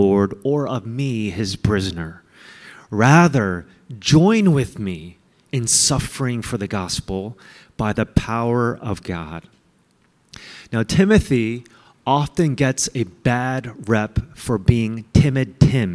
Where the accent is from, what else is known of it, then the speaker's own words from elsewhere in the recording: United States; I hated being Asian American